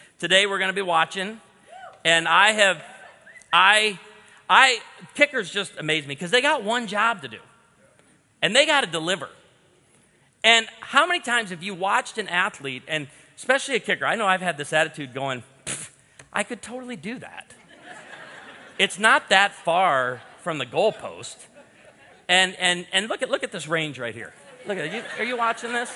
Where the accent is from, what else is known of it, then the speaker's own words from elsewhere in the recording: outside of Chicago, Illinois, United States; I grew up outside of Chicago